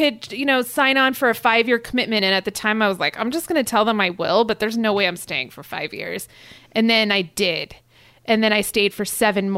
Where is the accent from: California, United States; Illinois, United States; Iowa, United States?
California, United States; Los Angeles; I'm from Los Angeles